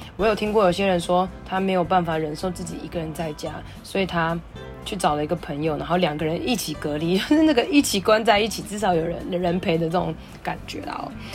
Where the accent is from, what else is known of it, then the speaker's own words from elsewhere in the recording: Taiwan; 那我的家乡发生什么事了